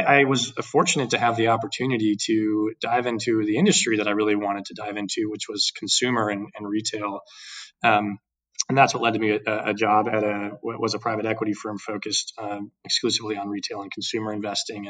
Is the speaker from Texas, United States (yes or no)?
yes; Dallas, Texas, United States; also born or lived in Houston, Texas / Boston / New York / Austin, Texas; I'm a born and raised Texan